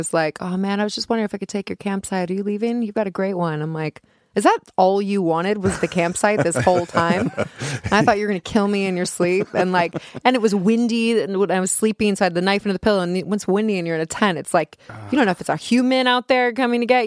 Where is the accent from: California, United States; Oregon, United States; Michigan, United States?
California, United States; Topanga; I grew up in Topanga